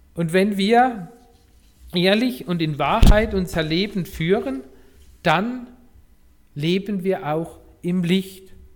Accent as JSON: {"language": "German", "region": "Rhineland-Palatinate", "country": "Germany", "moved": "yes", "said": "Ich komme ja aus der Pfalz"}